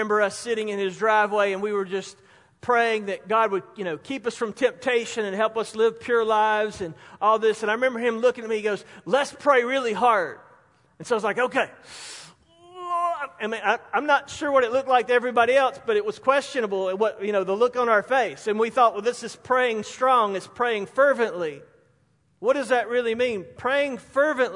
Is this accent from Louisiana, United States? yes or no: no; Spartanburg, South Carolina, United States; Growing up in Spartanburg